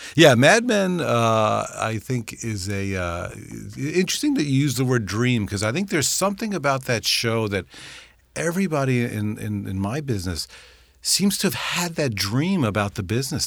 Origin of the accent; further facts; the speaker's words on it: New York, United States; I grew up in New York